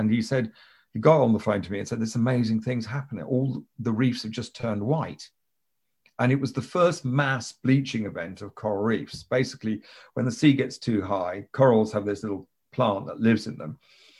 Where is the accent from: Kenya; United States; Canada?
Kenya; also born or lived in United Kingdom; I grew up in Kenya, mm-hmm. and we Brits, we have this fireworks evening on the 5th of November.